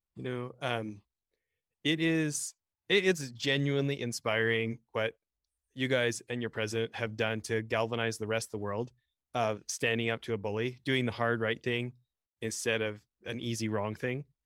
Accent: Edmonton, Alberta, Canada; now in United States; I grew up in near Edmonton, Alberta, Canada

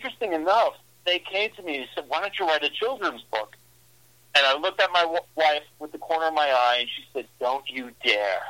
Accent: New York City, New York, United States; also born or lived in Long Island, New York; now in Midwest, United States; I'm just a humble guy from New York, Born and raised in Brooklyn, lived on Long Island

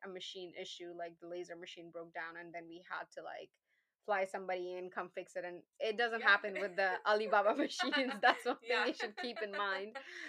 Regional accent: Pakistan; English is a second language; moved away; when I came from Pakistan, I had a certification. We don't have state boards there.

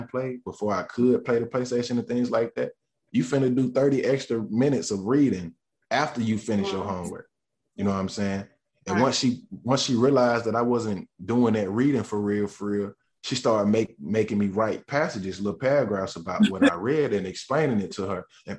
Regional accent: Gaston, North Carolina, United States; So I just really, the things that I see shape growing up in Gaston, and the things that I seen, the things that I went through is what really shaped my sound

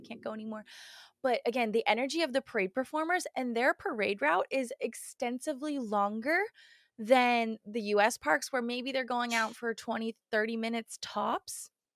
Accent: United States; we're obviously American

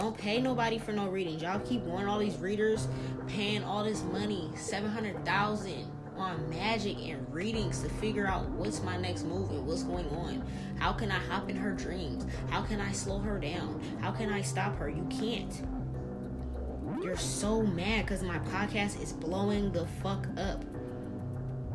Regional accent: New Orleans, Louisiana, United States; moved away; I'm from New Orleans. I was walking around with a fucking pit bull and a Rottweiler at 4 or 5 years old

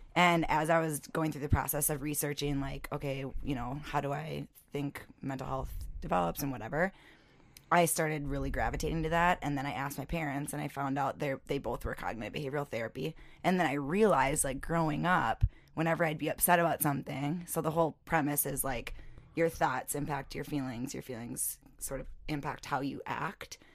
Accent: North Mankato, Minnesota, United States; I grew up in Mankato, North Mankato

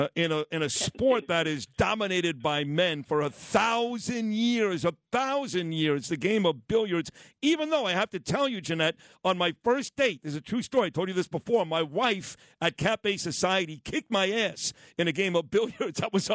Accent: New York City, New York, United States; Now, I'm from Brooklyn. Grew up East 22nd in Quentin by Madison High School.

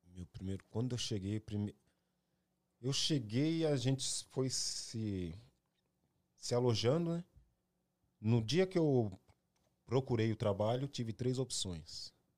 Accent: Ferraz de Vasconcelos, São Paulo, Brazil; moved away as an adult; now in United States; Mas de onde eu vim, sempre vou saber. Vim de Ferraz de Vasconcelos

